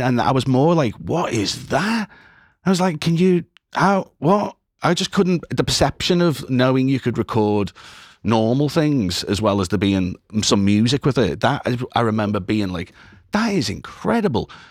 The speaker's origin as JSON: {"language": "English", "town": "Liverpool", "region": "North West England", "country": "United Kingdom", "said": "I am originally from Liverpool. I am still in Liverpool"}